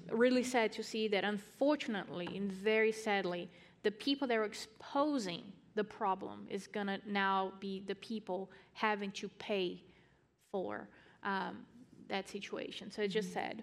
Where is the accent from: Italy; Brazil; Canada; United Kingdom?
Brazil; I'm from Brazil